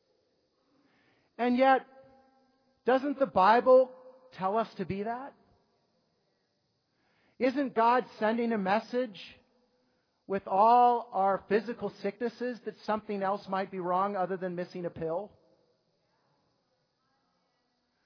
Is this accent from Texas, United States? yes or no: no; New York, United States; as New Yorkers